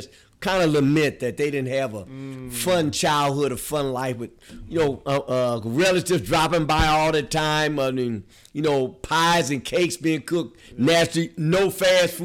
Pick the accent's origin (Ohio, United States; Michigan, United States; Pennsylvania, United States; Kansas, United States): Michigan, United States; Detroit; I was born and raised in Detroit, you know, the best city on the planet